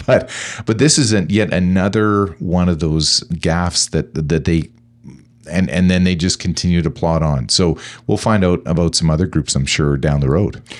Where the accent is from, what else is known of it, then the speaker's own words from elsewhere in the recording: Canada; as a Canadian